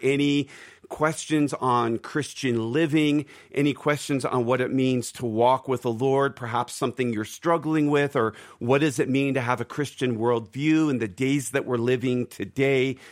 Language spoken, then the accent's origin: English; Philadelphia, Pennsylvania, United States; now in Denver, United States; That's my neck of the woods. I'm from Philadelphia